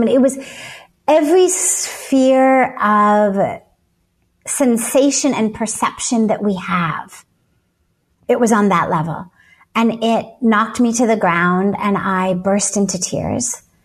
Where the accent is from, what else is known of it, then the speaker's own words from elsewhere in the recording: Los Angeles, California, United States; I grew up in Los Angeles